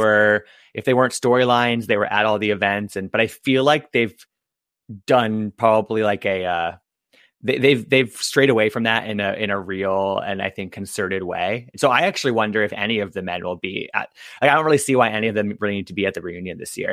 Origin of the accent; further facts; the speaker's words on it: East Coast, United States; also born or lived in Michigan; I'm from the East Coast